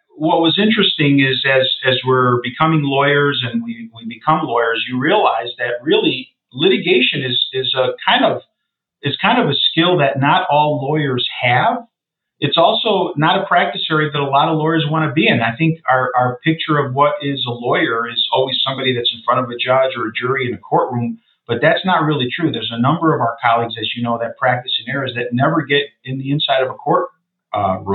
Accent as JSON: {"language": "English", "area": "suburbs of Chicago", "region": "Illinois", "country": "United States", "tie": "born or raised there", "said": "came back out to my hometown, which is the suburbs of Chicago"}